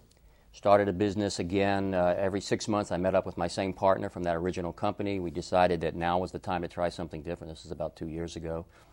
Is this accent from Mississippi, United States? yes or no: no; Atlanta, Georgia, United States; I was raised in Atlanta and attended Georgia State University to study philosophy.